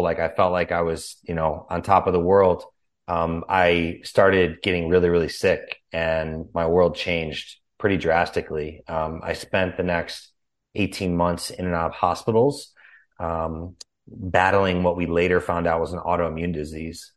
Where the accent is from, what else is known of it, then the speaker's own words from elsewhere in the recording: Chicago, Illinois, United States; also born or lived in California; now in Austin, United States; was born and raised in Chicago